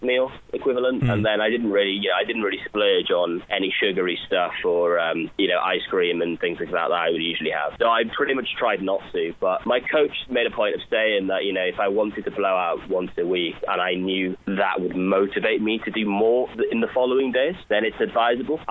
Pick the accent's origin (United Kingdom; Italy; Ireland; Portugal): United Kingdom; Wales; moved away; I'm from Wales, from the Welsh coast.